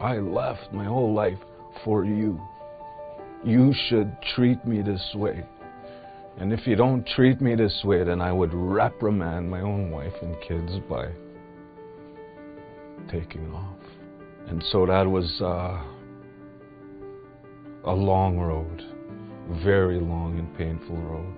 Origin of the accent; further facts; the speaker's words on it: Beauval, Saskatchewan, Canada; I'm from Beauval, Saskatchewan.